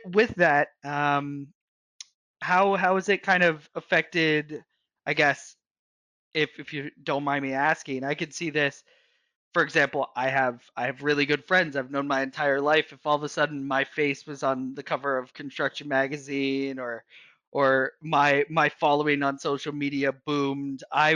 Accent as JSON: {"language": "English", "town": "New York City", "region": "New York", "country": "United States", "tie": "born or raised there", "said": "I grew up in New York City"}